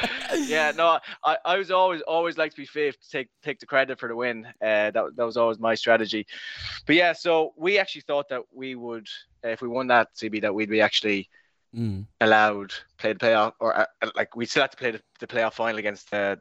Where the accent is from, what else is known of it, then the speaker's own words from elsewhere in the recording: Galway, Connacht, Ireland; growing up in Merview teams and Galway town teams